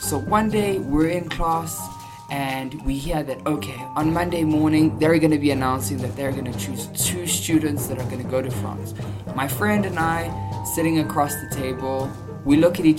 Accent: South Africa; I'm South African

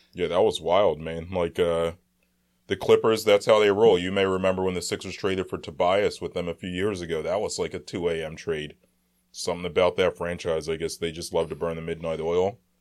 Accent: Philadelphia, Pennsylvania, United States; We're from Philly

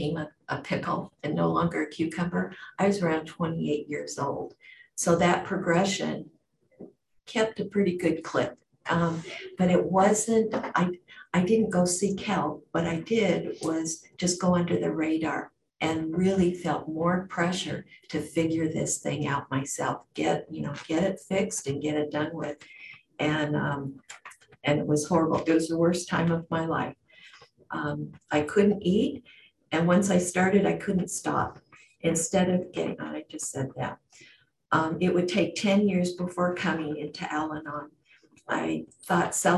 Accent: Washington, United States; also born or lived in Oregon / England; I was born and raised in Washington State 70 years ago.

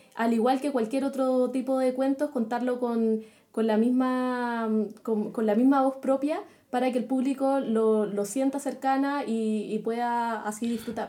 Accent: Chile; acá en Chile

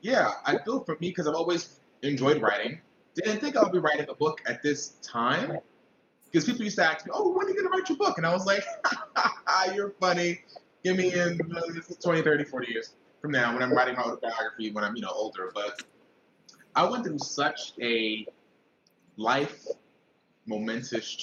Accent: New York City, New York, United States; born and raised in Brooklyn, New York

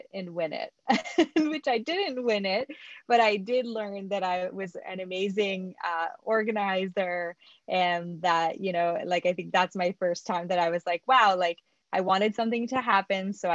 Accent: near Montreal, Quebec, Canada; first language French; English is a second language; I was born in Montreal, Canada, or just outside of Montreal in a small town. My first language is French, actually.

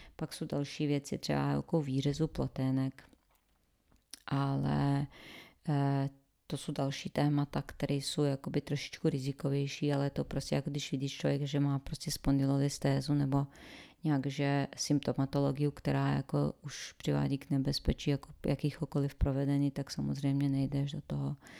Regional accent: Sarajevo, Federation of Bosnia and Herzegovina, Bosnia & Herzegovina; Czech is a second language; moved away as an adult; also born or lived in Croatia; now in Czech Republic; původem se ze Sarajeva a v Sarajevu po válce jsem studovala přírodovědu

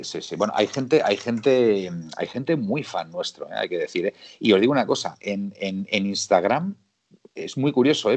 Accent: Spain; soy español

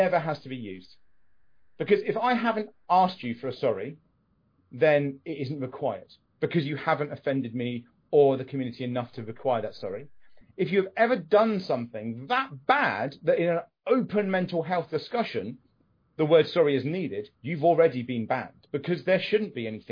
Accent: United Kingdom; we're British

